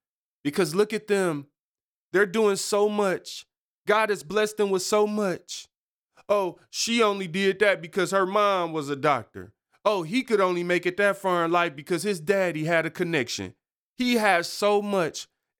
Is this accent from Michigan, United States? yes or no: yes; Detroit, Michigan, United States; born there; I was born in Detroit on East 7 Mile and my family didn't have a lot of money.